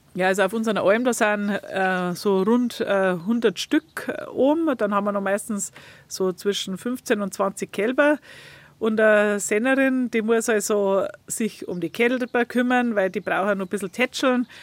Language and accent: German; Leitzach valley, Bavaria, Germany; Ich bin im Leitzachtal aufgewachsen vor 50 Jahren.